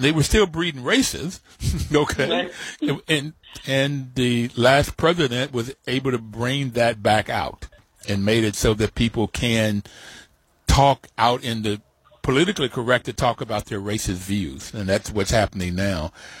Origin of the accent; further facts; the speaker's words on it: West Virginia, United States; growing up in West Virginia and dealing with racism, being an African-American, integrating schools in 1955, third grade for me